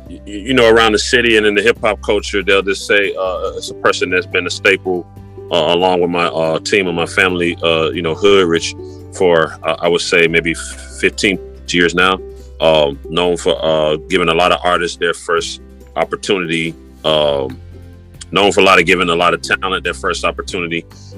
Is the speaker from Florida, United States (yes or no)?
no; Decatur, Georgia, United States; also born or lived in Atlanta; And I lived a lot of places. So Atlanta is home, Decatur, more specifically.